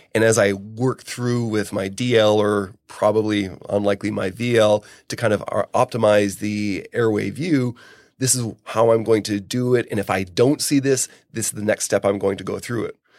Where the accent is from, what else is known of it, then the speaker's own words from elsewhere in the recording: Canada; I'm Canadian